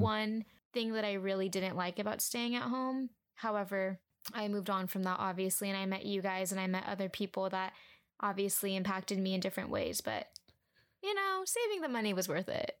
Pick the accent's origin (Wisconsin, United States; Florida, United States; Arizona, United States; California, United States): California, United States; Huntington Beach; I grew up in Huntington Beach, California